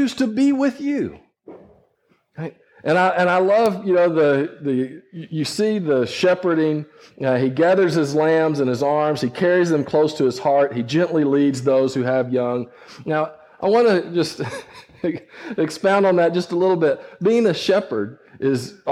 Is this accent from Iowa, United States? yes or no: no; West Texas, United States; growing up in West Texas, I worked sheep